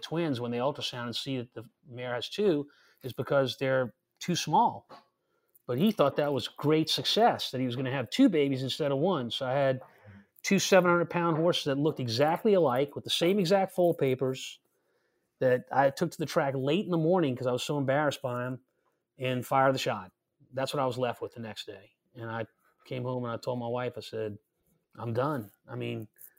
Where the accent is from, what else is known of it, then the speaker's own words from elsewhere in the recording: Louisiana, United States; also born or lived in Elmont, New York; I came to Louisiana, which was my home state, of course